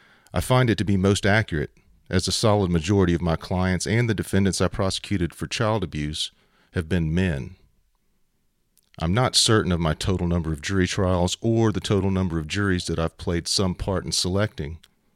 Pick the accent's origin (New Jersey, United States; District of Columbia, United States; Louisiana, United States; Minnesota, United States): Louisiana, United States; Shreveport; I was raised Roman Catholic in Shreveport, Louisiana, surrounded by and embraced by my mother's large Sicilian family.